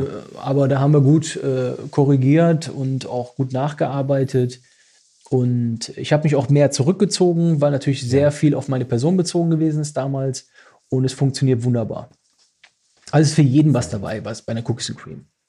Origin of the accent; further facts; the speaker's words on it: Düsseldorf, North Rhine-Westphalia, Germany; da wo ich aufgewachsen bin